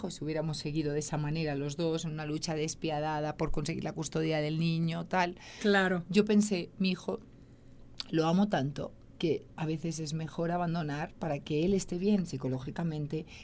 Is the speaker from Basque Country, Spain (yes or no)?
no; Catalonia, Spain; moved away; also born or lived in Madrid; yo en España Vivo en Madrid, soy catalana, tengo mi familia allí, tengo a mi hijo allí